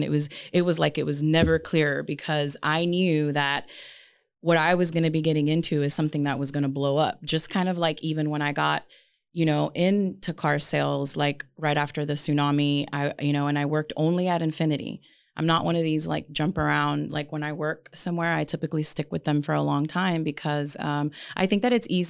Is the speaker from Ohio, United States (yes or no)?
no; Las Vegas, Nevada, United States; And this is not my city. Like, we're from Vegas